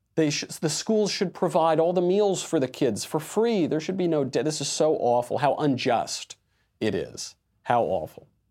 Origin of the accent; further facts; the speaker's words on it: New York, United States; I'm from the East Coast, from New York, and of Italian descent